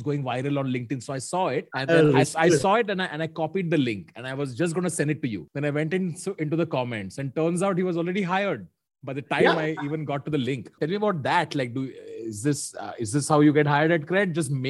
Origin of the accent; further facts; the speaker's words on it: South India, India; These are all South Indians. I'm South Indian, by the way.